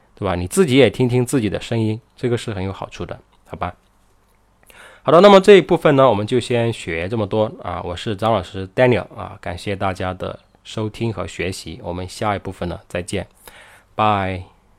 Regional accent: China; 我们中国人

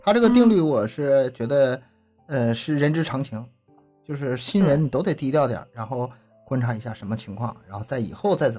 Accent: Northeast China, China; accent: Northeastern Mandarin; 我们东北话说你咋这么蘑菇呢？

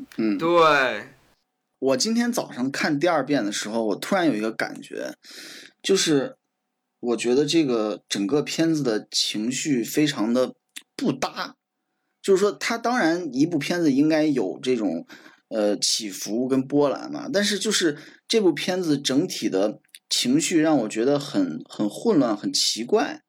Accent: China; 我们中国人

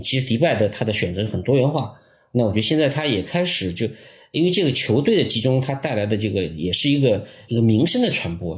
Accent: China; 如果以我们中国人这个训练的要求硬件水平来看

